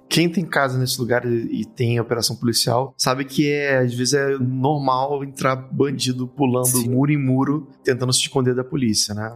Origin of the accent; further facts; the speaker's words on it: Rio de Janeiro, Brazil; Eu sou do Meia, mas meus avós ah, de tá Olaria tá e passei um tempo também em Realengo, então é puro suco da Zona Norte carioca